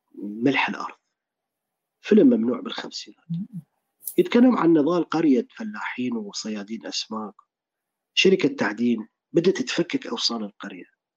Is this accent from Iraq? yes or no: yes; Iraq; also born or lived in Dubai, United Arab Emirates; كبرت بالعراق